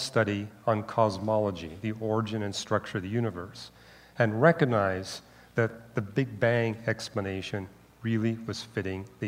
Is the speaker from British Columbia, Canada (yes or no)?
yes; Vancouver, British Columbia, Canada; born or raised there; also born or lived in Montreal